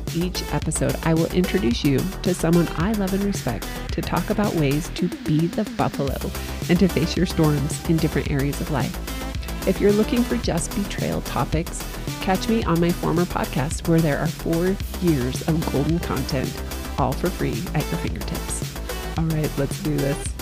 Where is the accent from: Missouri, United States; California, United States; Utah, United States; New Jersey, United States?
Utah, United States; St. George; Saint George, Utah, my hometown